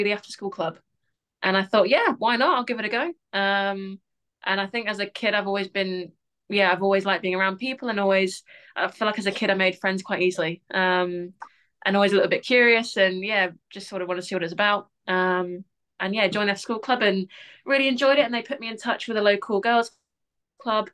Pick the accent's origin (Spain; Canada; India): Spain; Barcelona, Catalonia; now in United Kingdom; I grew up in Barcelona